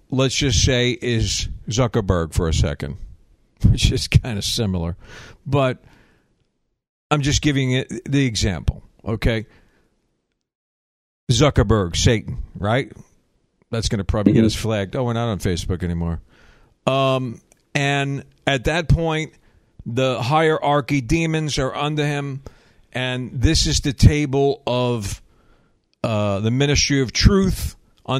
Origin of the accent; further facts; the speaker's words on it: the South, United States; I'm a Southerner